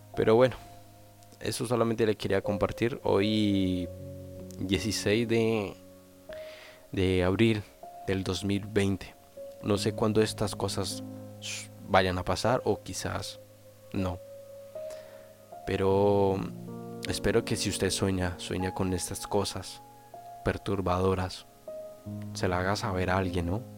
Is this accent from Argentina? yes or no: no; Colombia; also born or lived in Flandes, Tolima, Colombia; now in Spain